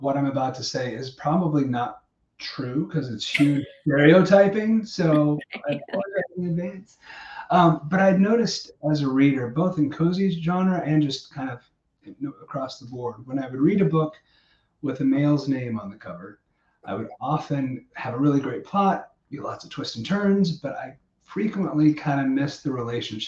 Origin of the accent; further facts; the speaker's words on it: Missouri, United States; moved away as an adult; also born or lived in Estes Park, Colorado; I grew up in Missouri